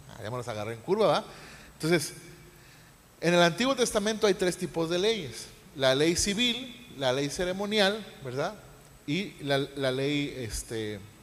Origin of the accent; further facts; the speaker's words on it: Mexico; como mexicanos